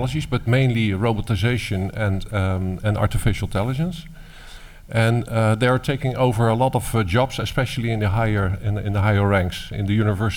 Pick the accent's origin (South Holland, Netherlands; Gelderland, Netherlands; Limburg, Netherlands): South Holland, Netherlands; Rotterdam; In my hometown. Born and raised